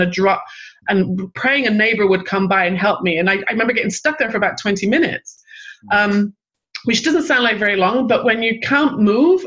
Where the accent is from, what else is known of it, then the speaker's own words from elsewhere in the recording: England, United Kingdom; also born or lived in Manchester / London; I grew up in England and I lived in Manchester back in the early 80s